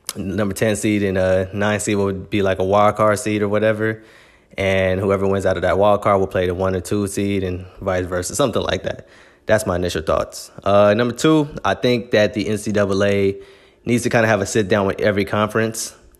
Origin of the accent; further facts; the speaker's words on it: Los Angeles, California, United States; I'm born and raised in Los Angeles, California, grew up about fifteen minutes down from the Coliseum